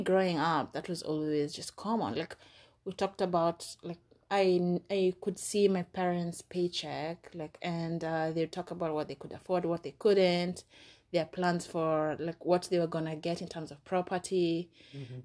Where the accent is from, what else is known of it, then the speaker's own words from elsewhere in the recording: Nairobi, Kenya; moved away as an adult; now in United States; in Nairobi, where I grew up.